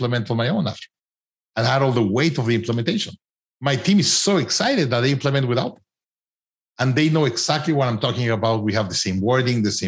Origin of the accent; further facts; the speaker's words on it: Mexico; I'm from Mexico